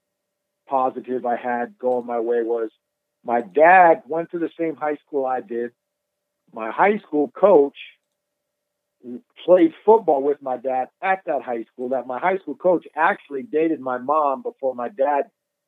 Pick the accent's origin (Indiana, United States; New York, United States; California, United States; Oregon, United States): New York, United States; moved away; also born or lived in Winston-Salem, North Carolina; I'm from New York